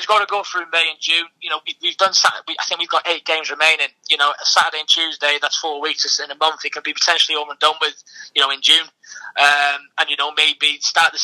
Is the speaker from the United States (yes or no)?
no; Wales, United Kingdom; I'm Welsh